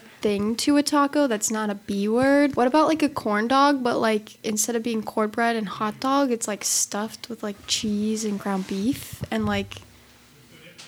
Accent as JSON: {"language": "English", "region": "Minnesota", "country": "United States", "moved": "yes", "said": "I'm from the north. I'm from Minnesota"}